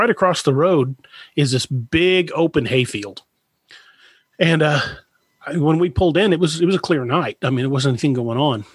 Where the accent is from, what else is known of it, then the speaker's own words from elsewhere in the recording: United States; I grew up there in McLean County